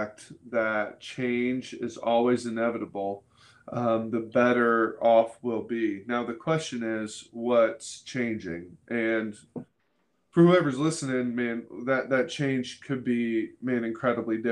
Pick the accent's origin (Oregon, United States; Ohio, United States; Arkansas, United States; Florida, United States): Florida, United States; moved away as an adult; also born or lived in Kentucky; now in Dayton, United States; I grew up in Florida. I thought I'd live in Florida forever.